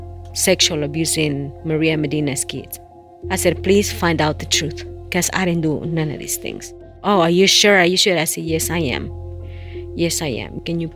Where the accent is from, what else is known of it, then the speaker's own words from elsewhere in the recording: El Progreso, Yoro, Honduras; English is a second language; moved away as an adult; now in United States; from Honduras, 44 years old.